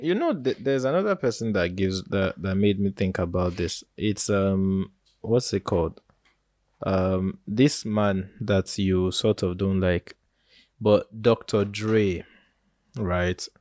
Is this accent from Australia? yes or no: no; Nigeria; As a Nigerian youth